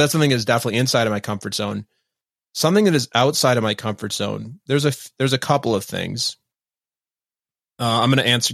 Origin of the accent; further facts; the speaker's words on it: Minnesota, United States; moved away as an adult; also born or lived in East Coast; I grew up in Minnesota